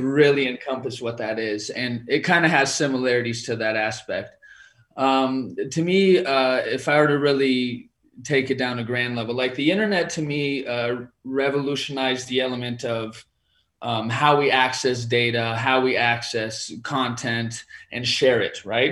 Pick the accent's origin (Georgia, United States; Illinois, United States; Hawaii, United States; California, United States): California, United States; I'm originally from California